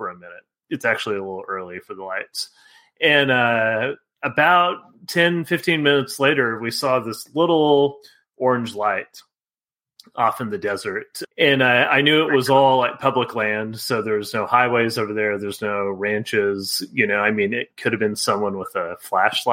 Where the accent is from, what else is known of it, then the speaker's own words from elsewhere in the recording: Texas, United States; growing up in Texas